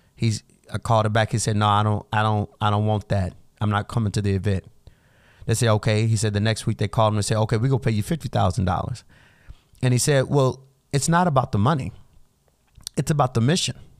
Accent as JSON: {"language": "English", "country": "United States", "said": "us everyday Americans"}